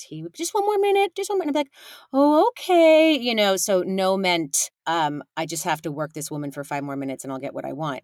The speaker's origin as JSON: {"language": "English", "region": "California", "country": "United States", "tie": "born or raised there", "said": "I was raised in California by a big old messy immigrant family"}